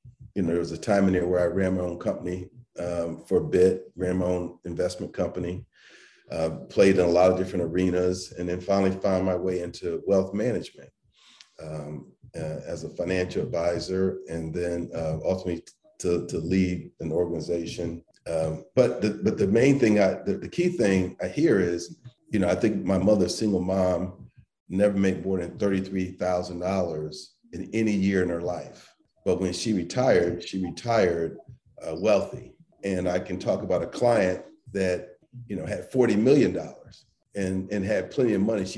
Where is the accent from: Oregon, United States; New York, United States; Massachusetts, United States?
Massachusetts, United States; Springfield; I grew up in Springfield, Massachusetts